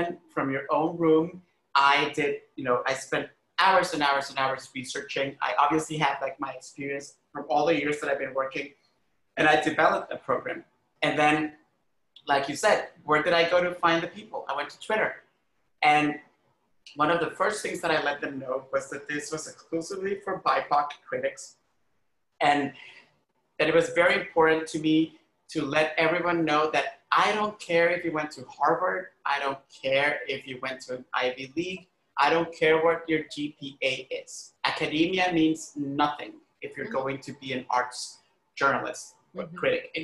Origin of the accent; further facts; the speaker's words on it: Honduras; also born or lived in Costa Rica; now in New York, United States; where I grew up in Honduras